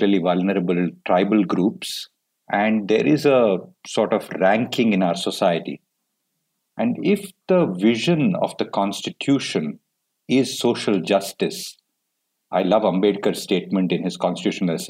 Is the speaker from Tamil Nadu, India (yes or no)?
yes; Tamil Nadu, India; I am from Tamil Nadu